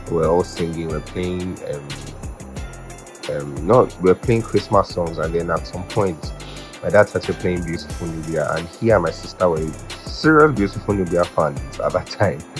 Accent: Oyo, Nigeria; we went to Oyo to visit other family. That's Oyo town. That's my hometown.

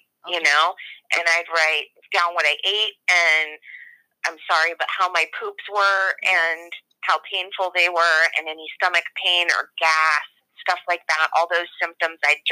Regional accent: San Francisco, California, United States; I grew up in San Francisco in the 80s.

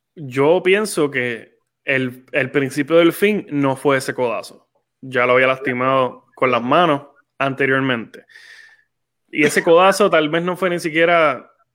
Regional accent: Puerto Rico

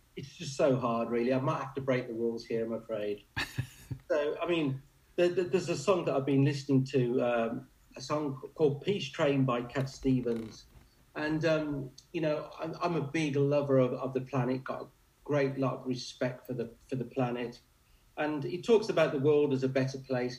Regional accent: Warwickshire, West Midlands, United Kingdom; I'm in my home county, the Bards County of Warwickshire

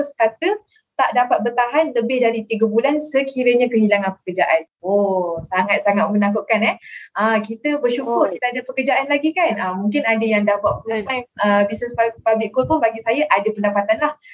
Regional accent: Kuala Lumpur, Malaysia; now in Shah Alam, Malaysia; saya asal daripada Kuala Lumpur dan kini menetap di Shah Alam

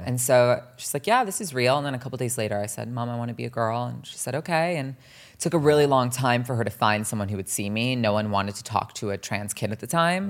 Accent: New Jersey, United States; also born or lived in Los Angeles / Millburn and Short Hills, New Jersey; growing up in New Jersey

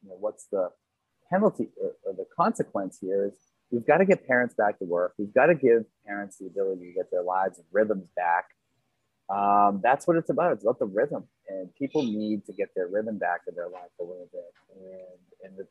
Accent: United States; as an American

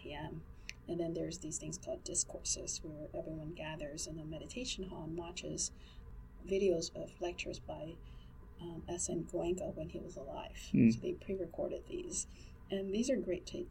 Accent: United States; I'm Asian American

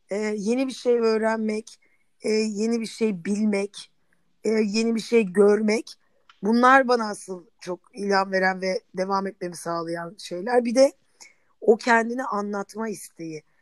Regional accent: Istanbul, Turkey; born there; Ben Nerede İstanbul'da doğdum.

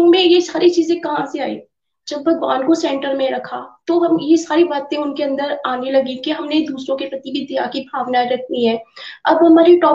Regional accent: Pathankot, Punjab, India; मैं पठानकोट से हूँ

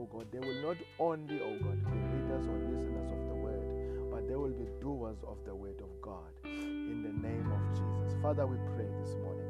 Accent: South Africa; I come from South Africa

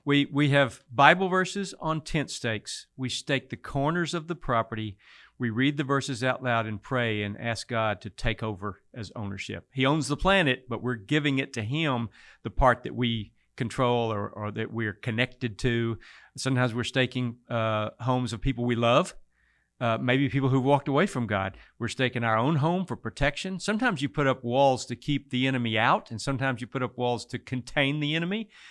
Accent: Mason, Texas, United States; Born and raised in Mason, Texas, down in the hill country near Fredericksburg.

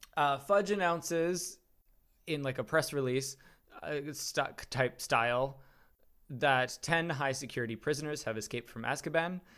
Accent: Wisconsin, United States; the county that I grew up in in Wisconsin

